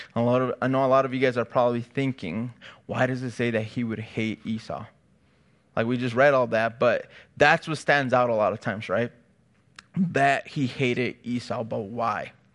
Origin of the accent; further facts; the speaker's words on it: Chicago, Illinois, United States; now in California, United States; me and my wife, we're from Chicago, so we don't have family out here